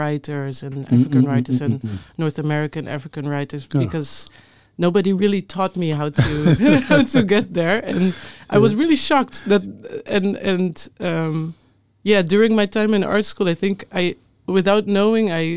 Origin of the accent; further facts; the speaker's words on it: Netherlands; growing up in the Netherlands